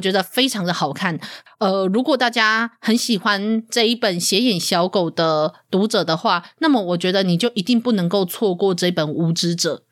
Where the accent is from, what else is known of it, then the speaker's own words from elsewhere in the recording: southern Taiwan, Taiwan; 我就是南部人，我就是那个乡下土包子的其中一个